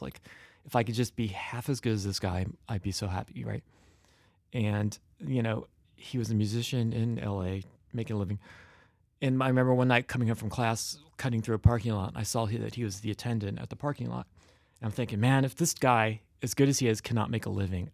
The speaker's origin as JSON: {"language": "English", "town": "Cincinnati", "region": "Ohio", "country": "United States", "said": "I am from Cincinnati, Ohio"}